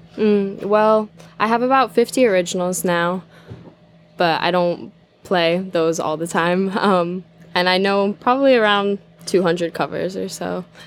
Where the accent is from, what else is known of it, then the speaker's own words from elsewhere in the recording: Glens Falls, New York, United States; it's my hometown in Glens Falls